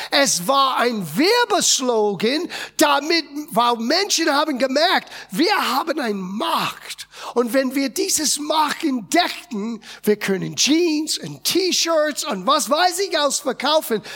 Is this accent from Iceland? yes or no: no; United States; German is a second language; moved away as an adult; now in Germany; ich bin in Amerika geboren und aufgewachsen.